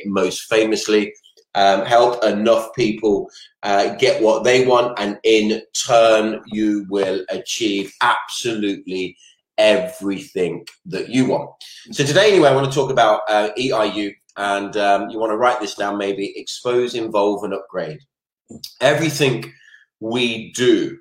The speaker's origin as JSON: {"language": "English", "town": "Maidstone", "region": "South East England", "country": "United Kingdom", "moved": "yes", "said": "I am originally from Kent myself, from the beautiful town, I don't even know if it's a city, of Maidstone"}